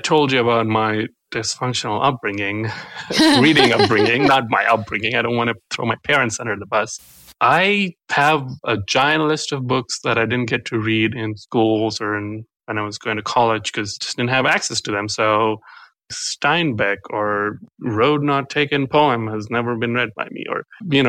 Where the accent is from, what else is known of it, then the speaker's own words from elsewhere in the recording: Hyderabad, Telangana, India; first language Telugu; English is a second language; I grew up in the southern part of India in Hyderabad. It's a city down there that is huge.